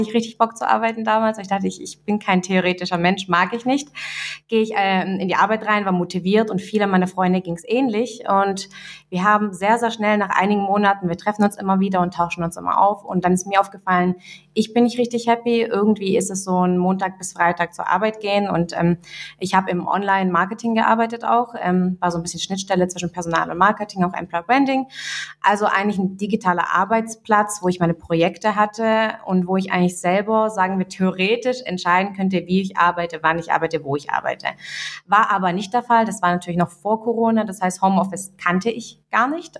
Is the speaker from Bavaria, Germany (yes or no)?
no; Göppingen, Baden-Württemberg, Germany; also born or lived in Russia; ich komme aus Göppingen, so kurz zur Info, und Göppingen liegt zwischen Stuttgart und Ulm